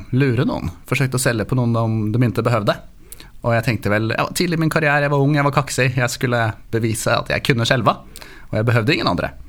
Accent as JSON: {"language": "Swedish", "region": "Oslo", "country": "Norway", "tie": "born there", "accent": "Norwegian", "second_language": "Swedish", "said": "Som du hör så bryter jag lite på norsk. Mm. Jag är um, född i Oslo, mamma är från San Francisco."}